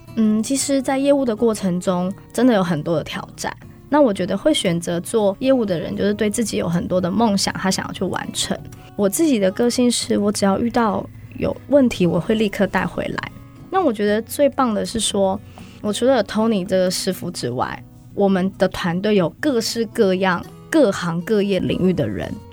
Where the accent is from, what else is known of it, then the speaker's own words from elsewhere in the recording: Taiwan; 一起努力改变我们台湾人对保险的印象。